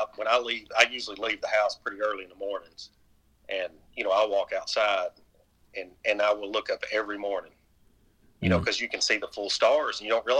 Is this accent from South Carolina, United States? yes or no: no; Richmond, Kentucky, United States; moved away as an adult; also born or lived in Chicago / Martin County, Kentucky; now in Inez, Kentucky, United States; I grew up in Richmond